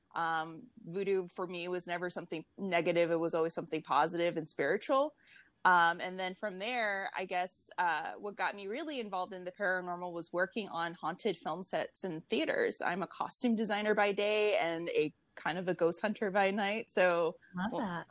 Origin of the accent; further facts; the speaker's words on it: New Orleans, Louisiana, United States; I'm originally from New Orleans, so I come from a very spiritual city.